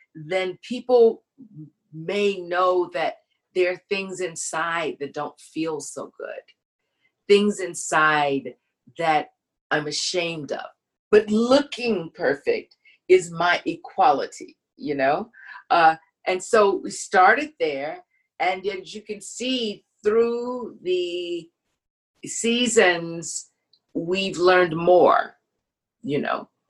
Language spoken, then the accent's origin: English; Baton Rouge, Louisiana, United States; I'm from Louisiana